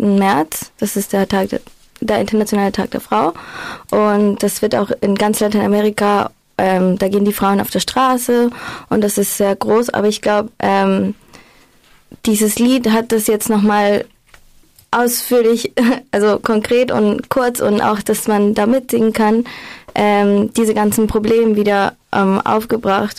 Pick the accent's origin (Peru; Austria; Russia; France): Peru; Lima; now in Freiburg, Germany; ich komme aus Lima